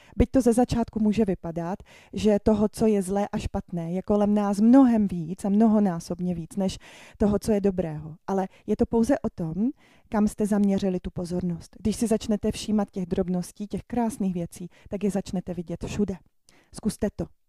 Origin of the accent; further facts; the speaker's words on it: Ostrava, Moravian-Silesian Region, Czechia; jsem z Ostravy, mám to v krvi